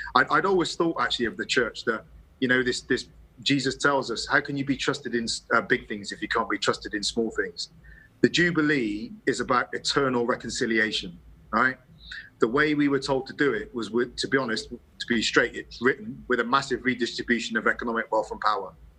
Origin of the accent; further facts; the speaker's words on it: England, United Kingdom; you see me as English